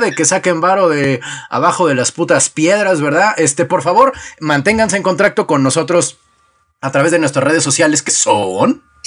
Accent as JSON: {"language": "Spanish", "region": "Mexico City", "country": "Mexico", "also_born_or_lived": "Oaxtepec, Morelos", "moved": "yes", "said": "de mi estado adoptivo, porque yo tengo la doble nacionalidad, chilango morelense"}